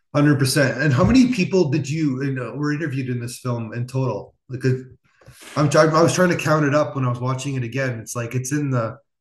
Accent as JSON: {"language": "English", "town": "Niagara Falls", "region": "New York", "country": "United States", "tie": "born or raised there", "said": "I'm from Niagara Falls, so so I saw in the 90s and 2000s these cities crumbling"}